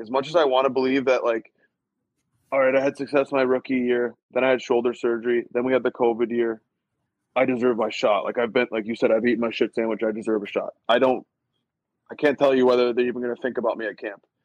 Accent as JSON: {"language": "English", "region": "Michigan", "country": "United States", "said": "I'm from Michigan"}